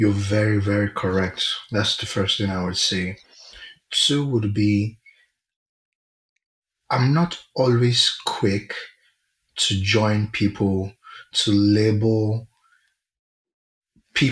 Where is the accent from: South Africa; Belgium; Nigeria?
Nigeria; I'm very Nigerian